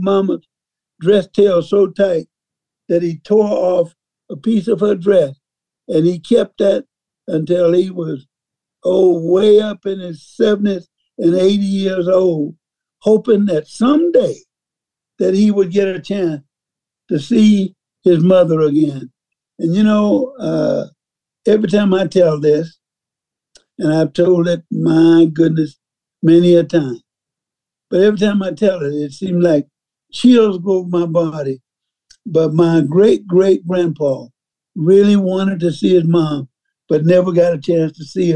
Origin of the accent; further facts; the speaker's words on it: Mississippi, United States; So being that I grew up in Mississippi